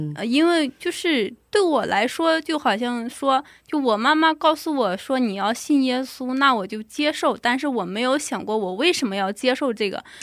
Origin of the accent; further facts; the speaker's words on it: China; now in Pyeongtaek, South Korea; 我来自中国大陆